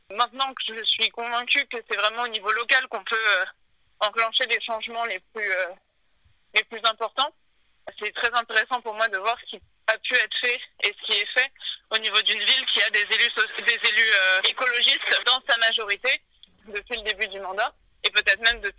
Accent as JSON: {"language": "French", "town": "Boulogne-Billancourt", "region": "Île-de-France", "country": "France", "tie": "born or raised there", "also_born_or_lived": "Sèvres", "said": "Depuis que je suis née. Enfin, je suis née à Sèvres, mais … euh, a toujours vécu à Boulogne villancourt"}